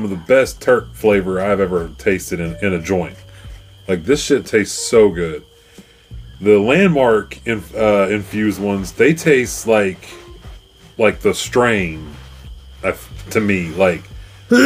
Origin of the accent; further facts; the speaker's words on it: Fairfax, United States; Growing up in Fairfax